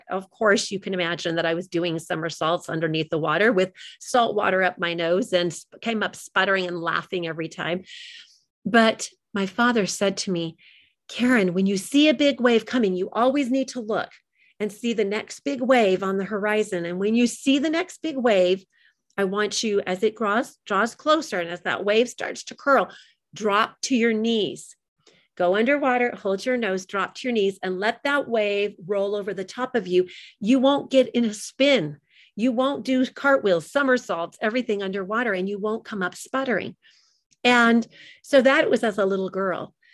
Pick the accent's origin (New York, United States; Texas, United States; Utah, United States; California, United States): California, United States; also born or lived in Long Beach, United States; But when I was a little girl, I grew up in California, all over the place, because my father was in the military. And while we lived in Long Beach, California